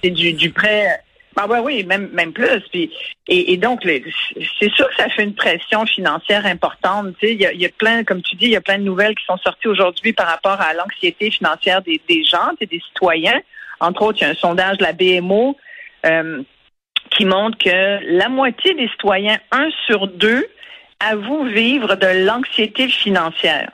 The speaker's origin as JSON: {"language": "French", "country": "Canada", "said": "on est aussi des Canadiens"}